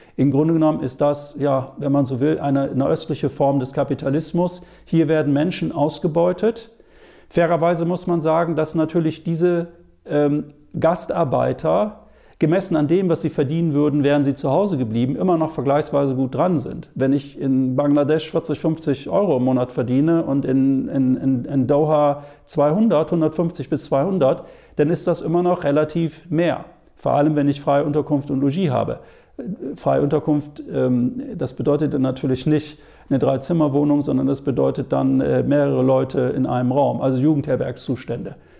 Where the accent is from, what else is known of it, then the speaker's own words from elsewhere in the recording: Germany; bei uns in Deutschland